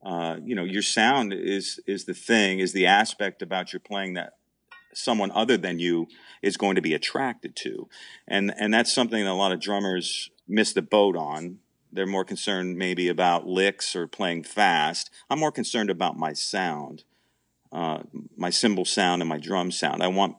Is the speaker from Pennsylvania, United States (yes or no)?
yes; Wilkes-Barre, Pennsylvania, United States; She's from the Allentown area, and I'm from Wilkes-Barre.